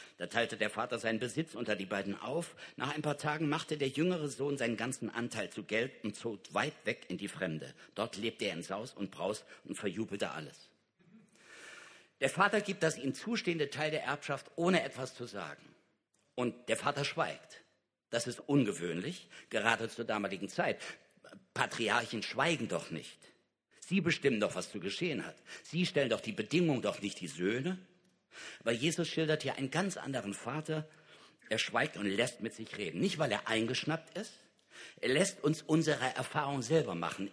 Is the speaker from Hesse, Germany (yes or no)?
yes; Kassel, Hesse, Germany; in Kassel, da wo ich herkomme